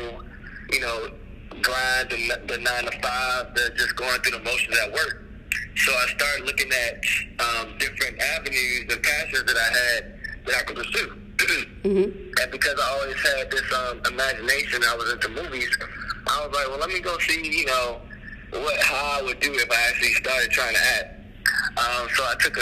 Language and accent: English; Baltimore, Maryland, United States; also born or lived in Atlanta; now in Los Angeles, United States; I am originally from Baltimore, Maryland. I've done a little bit of moving around in my life, but yeah, originally from Baltimore, and I started acting in Atlanta. And now I am currently in L.A